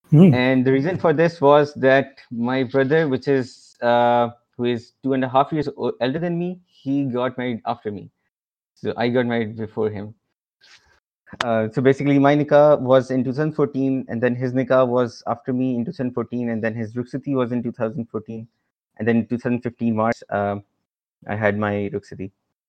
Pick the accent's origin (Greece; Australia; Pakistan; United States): Pakistan; Lahore, Punjab; now in Islamabad, Pakistan; and I'm basically from Lahore, but I'm living in Islamabad right now. So ever since I was born, my parents have moved from city to city, so I've lived in a lot of cities in Pakistan